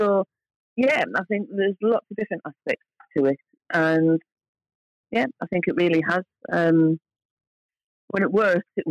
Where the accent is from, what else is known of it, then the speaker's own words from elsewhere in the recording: Hartlepool, North East England, United Kingdom; moved away as an adult; also born or lived in London / Scotland; I'm from Hartlepool and I've worked in London for many years in the 80s and 90s and I've lived up in Scotland